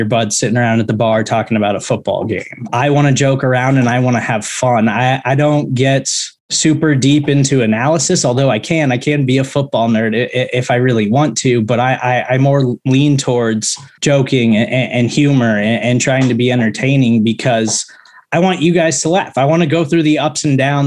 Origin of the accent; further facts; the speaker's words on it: Kansas City, Missouri, United States; I grew up in Kansas City